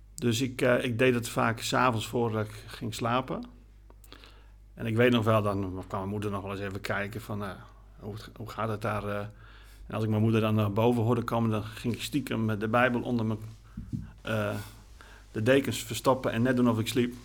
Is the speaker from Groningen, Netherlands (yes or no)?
yes; Groningen, Netherlands; also born or lived in Gorredijk, Friesland; toen zijn we verhuisd naar de stad Groningen. En daar ben ik eigenlijk opgegroeid